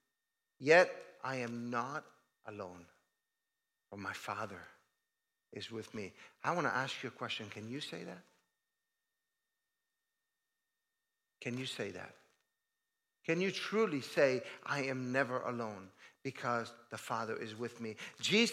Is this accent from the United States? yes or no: no; Italy; moved away as an adult; I moved from Italy in 1986, that was a long time ago